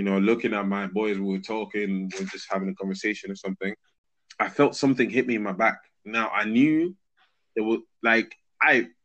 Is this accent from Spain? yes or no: yes; Madrid, Community of Madrid, Spain; first language Spanish; English is a second language; moved away as an adult; now in United Kingdom; I was born and raised in Madrid, Spain. Yes, I said it with the correct pronunciation because Spanish is my first language.